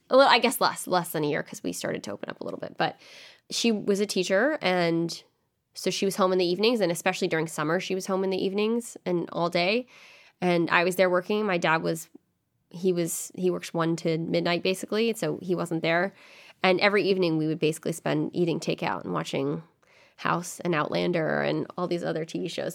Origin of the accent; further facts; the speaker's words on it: The Woodlands, Texas, United States; moved away as an adult; now in Washington, D.C., United States; from the Woodlands, Texas, which is near Houston, and grew up there my whole life, same house